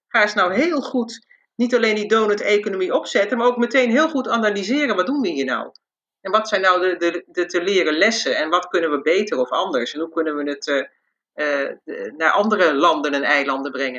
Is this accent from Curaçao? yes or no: yes; Curaçao; ik ben zelf opgegroeid op Curaçao